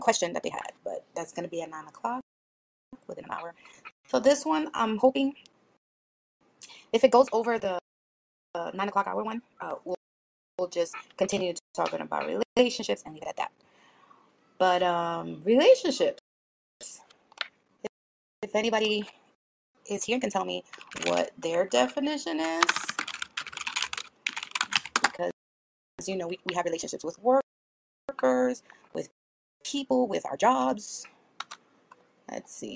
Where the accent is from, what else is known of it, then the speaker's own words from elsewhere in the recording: New York City, New York, United States; I'm from the Bronx in New York